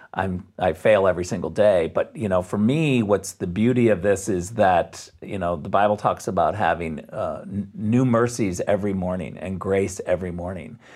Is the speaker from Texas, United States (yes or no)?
no; Jenison, Michigan, United States; moved away as an adult; also born or lived in Muskegon, Michigan / Redwood City, California / Springfield, Missouri; now in Germany; I was born in Muskegon, Michigan